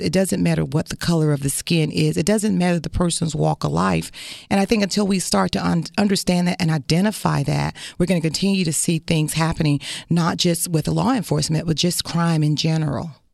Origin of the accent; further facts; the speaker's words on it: Florida, United States; I come from this community